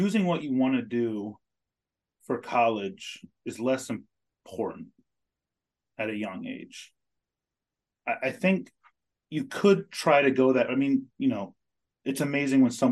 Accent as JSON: {"language": "English", "town": "Ellicott City", "region": "Maryland", "country": "United States", "tie": "born or raised there", "also_born_or_lived": "Colorado", "said": "I grew up in Ellicott City, Maryland"}